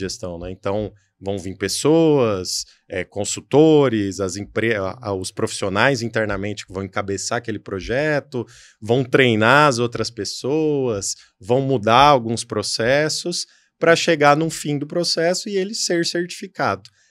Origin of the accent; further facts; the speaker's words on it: São Paulo, Brazil; sou de São Paulo